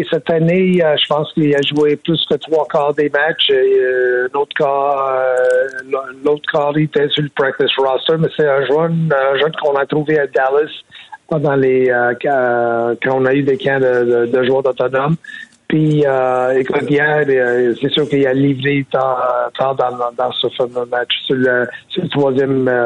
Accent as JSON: {"language": "French", "town": "Montreal", "region": "Quebec", "country": "Canada", "tie": "born or raised there", "said": "gagner un championnat dans ma ville natale"}